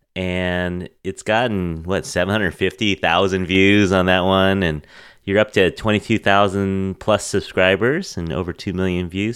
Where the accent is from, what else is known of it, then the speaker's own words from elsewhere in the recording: San Francisco, California, United States; I'm fifth San Franciscan.